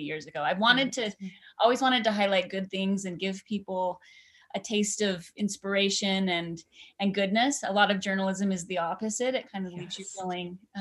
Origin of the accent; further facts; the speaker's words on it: Idaho Falls, Idaho, United States; I grew up in Idaho Falls on a dead end street, and that shapes a lot of who I am, just my Idaho roots